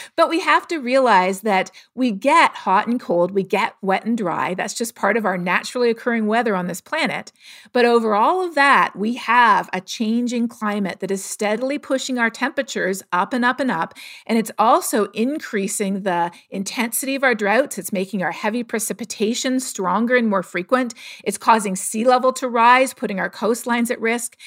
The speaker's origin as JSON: {"language": "English", "town": "Toronto", "region": "Ontario", "country": "Canada", "tie": "born or raised there", "said": "I grew up in Toronto"}